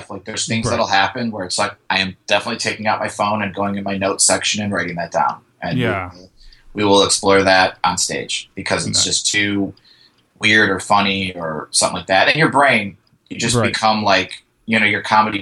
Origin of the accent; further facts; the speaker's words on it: northwest Indiana, United States; also born or lived in Los Angeles; now in Chicago, United States; originally I'm from Indiana, but it's like a suburb of Chicago. We're northwest Indiana.